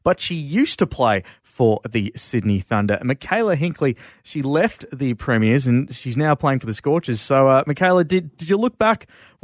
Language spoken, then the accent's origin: English; Sri Lanka; being a Sri Lankan man myself